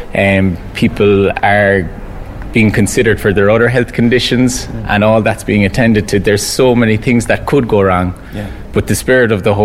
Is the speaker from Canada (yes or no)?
no; Cork, Munster, Ireland; my hometown Cork